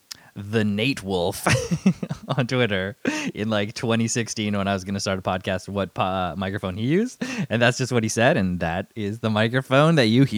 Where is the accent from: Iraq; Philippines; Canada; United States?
Canada; accent: Canadian; also born or lived in United Kingdom; I can barely keep track of my Canadian accent.